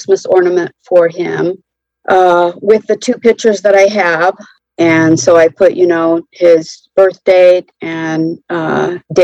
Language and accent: English; Central California, United States; now in North Carolina, United States; I grew up in Central California